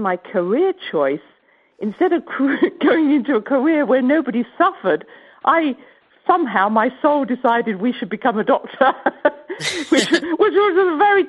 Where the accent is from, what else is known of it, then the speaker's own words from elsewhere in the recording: England, United Kingdom; I come from England, and I was brought up actually not with a medical family, but with a spiritual family.